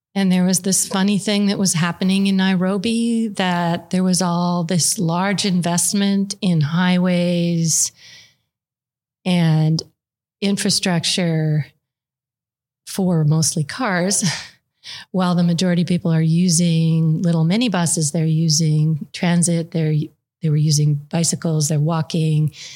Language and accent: English; Calgary, Alberta, Canada; now in United States; I actually grew up in Calgary